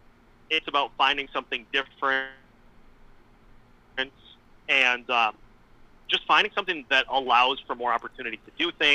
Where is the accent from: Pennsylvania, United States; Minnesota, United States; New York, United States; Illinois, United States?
Minnesota, United States; St. Cloud; So originally I'm from St. Cloud.